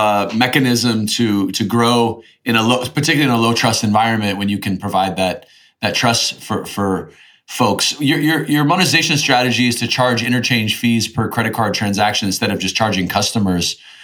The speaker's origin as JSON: {"language": "English", "country": "United States", "said": "I'm an American."}